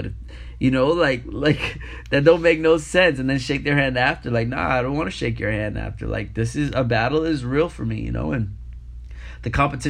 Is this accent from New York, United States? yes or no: yes; New York City, New York, United States; moved away; Being born and raised in New York City, coming up and breaking in New York, and then moving and traveling the world